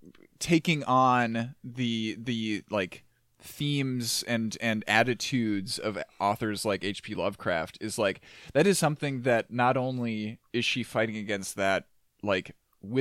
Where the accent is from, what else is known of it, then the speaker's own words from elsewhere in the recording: Midwest, United States; you pick up a little bit on that as a Midwesterner